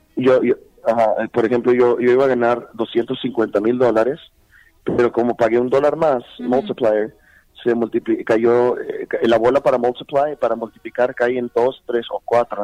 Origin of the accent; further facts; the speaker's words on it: El Paso, Texas, United States; also born or lived in Pittsburg, California; nací en California, en, en uh, Bay Area. Uh en California, en Pittsburgh, es el, en, en Bay Area. Y de allá me vine con los ocho años, o sea, a, al Paso, Texas